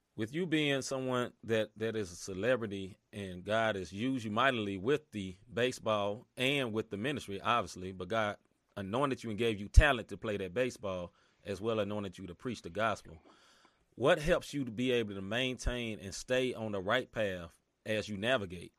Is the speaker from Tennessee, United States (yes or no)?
yes; Memphis, Tennessee, United States; moved away; I'm originally from Memphis, Tennessee